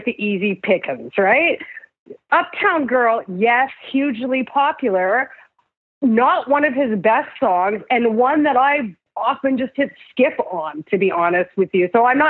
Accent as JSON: {"language": "English", "town": "Saskatoon", "region": "Saskatchewan", "country": "Canada", "tie": "born or raised there", "said": "I grew up in Saskatoon, and my parents are immigrants from India, and we had about 3 records growing up."}